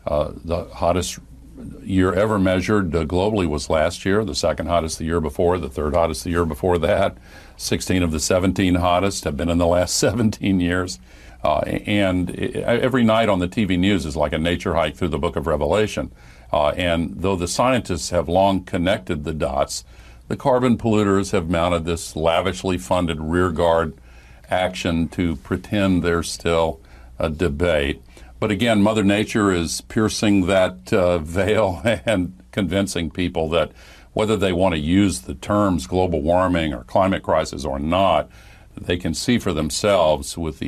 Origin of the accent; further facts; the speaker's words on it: the South, United States; I grew up in the South when the civil rights movement was gaining momentum.